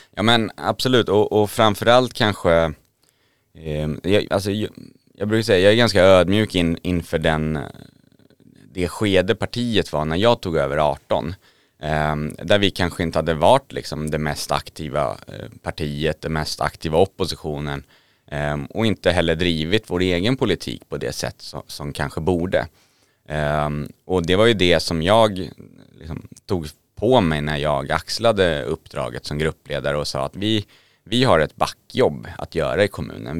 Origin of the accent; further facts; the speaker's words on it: Södertälje, Stockholm County, Sweden; född och uppvuxen i Södertälje kommun